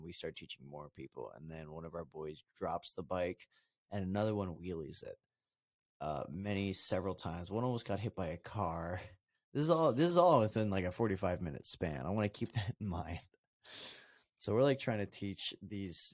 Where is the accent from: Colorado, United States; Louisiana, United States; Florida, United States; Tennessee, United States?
Colorado, United States; I'm from Colorado